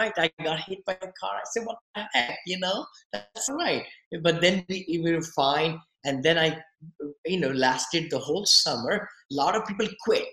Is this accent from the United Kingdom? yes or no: no; India; moved away as an adult; also born or lived in Mumbai, India; now in United States; I came from India. I always wanted to come to USA, land of opportunity